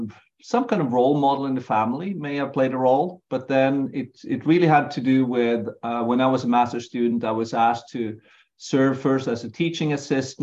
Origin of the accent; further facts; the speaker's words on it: Norway; first language Norwegian; English is a second language; also born or lived in Finland; now in Helsinki, Finland; I was born in Finland, but grew up in Norway. So I had a Finnish passport, Norwegian mother tongue